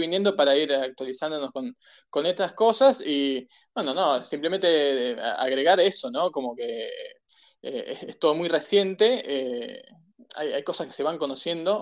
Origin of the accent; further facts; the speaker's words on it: Argentina; los argentinos estamos haciendo todo lo posible